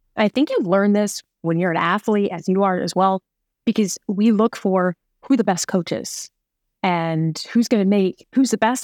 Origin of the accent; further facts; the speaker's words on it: New York, United States; moved away as an adult; also born or lived in Phoenix; I'm a New Yorker